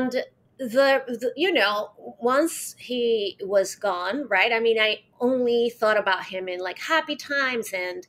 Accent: Caracas, Capital District, Venezuela; I was born in Caracas, Venezuela, and I'm 46 right now

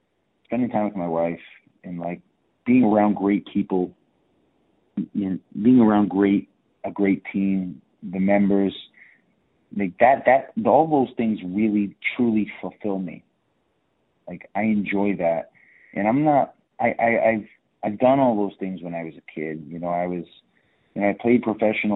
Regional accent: Southeastern Massachusetts, United States; moved away as an adult; now in Miami Beach, United States; I'm from Southeastern Mass

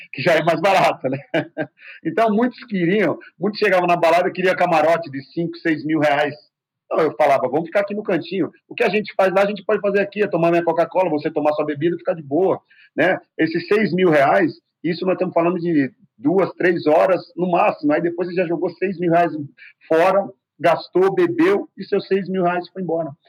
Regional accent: Brazil; also born or lived in Spain; nós somos brasileiros

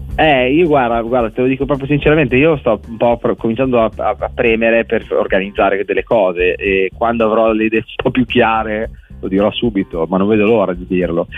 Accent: Bologna, Emilia-Romagna, Italy; moved away as an adult; now in Milan, Italy; io, se sono a Milano, sono un provinciale, perché sono di Bologna

